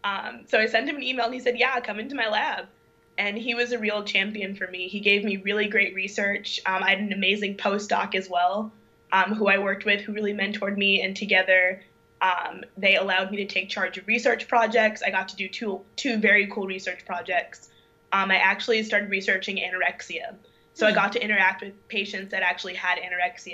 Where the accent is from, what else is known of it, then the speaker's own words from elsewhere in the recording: St. Louis, Missouri, United States; moved away as an adult; also born or lived in Durham, North Carolina; I was born and raised in St. Louis, Missouri